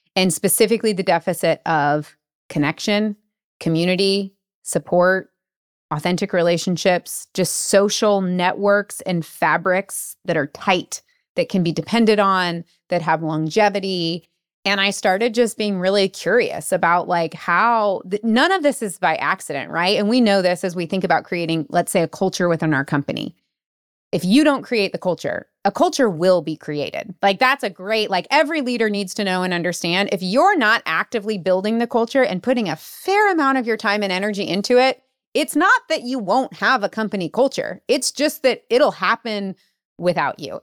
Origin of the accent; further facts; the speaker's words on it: United States; as an American